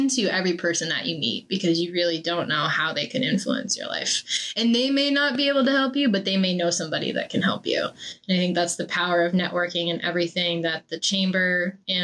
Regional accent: Maine, United States; I'm also from Maine

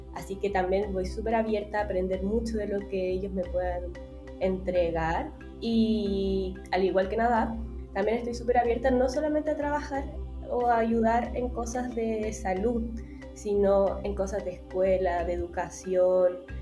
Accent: Santiago, Santiago Metropolitan Region, Chile; yo soy aquí de Santiago

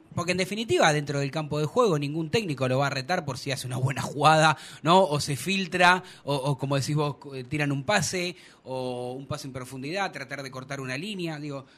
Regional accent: Argentina; sí soy argentino

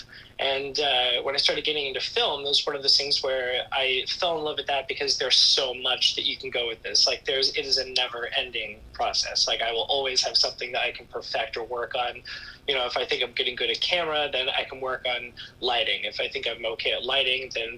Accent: Florida, United States; now in New York City, United States; I'm based in New York City. I'm from Florida originally

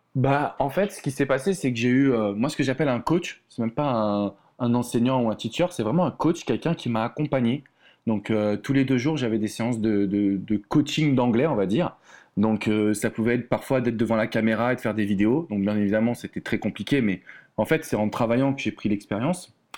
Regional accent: France; accent: French; moved away as an adult; now in United States; il faut que les gens ils acceptent mon accent français

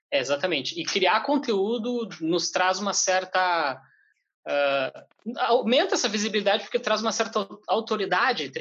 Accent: Porto Alegre, Rio Grande do Sul, Brazil; now in São Paulo, Brazil; estamos trabalhando em São Paulo, a gente veio de Porto Alegre, a gente está nessa ponte aérea direto

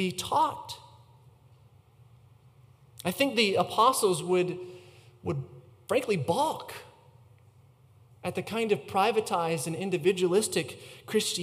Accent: United States; as Americans

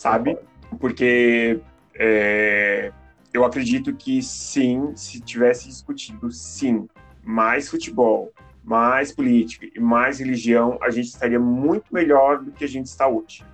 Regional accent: Joinville, Santa Catarina, Brazil; now in Curitiba, Brazil; eu não sou de Curitiba, né? Eu sou de Joinville. Em Joinville, pelo menos no meu bairro

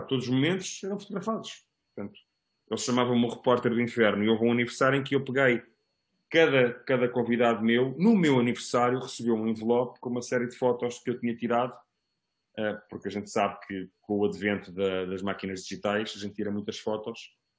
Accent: Almada, Setúbal, Portugal; also born or lived in Lisbon; os meus melhores amigos são, são da, da cidade que eu que eu vivi durante alguns anos

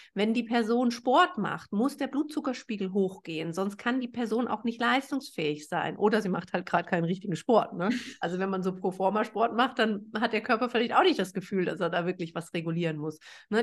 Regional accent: Germany; ich bin äh, Deutsche

